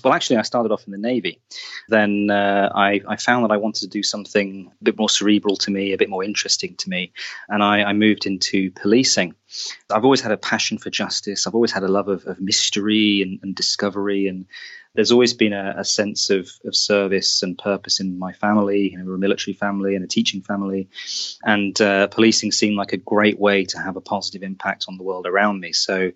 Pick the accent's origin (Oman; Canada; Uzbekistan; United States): Oman; also born or lived in Saudi Arabia; I grew up in the Middle East, in Oman, in Saudi Arabia, which I was hugely privileged to do.